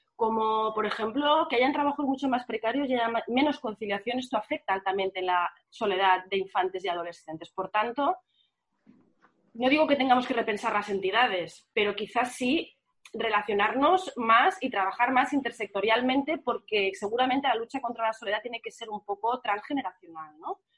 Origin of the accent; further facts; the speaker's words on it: Barcelona, Catalonia, Spain; en mi barrio, que yo soy del barrio de Sanz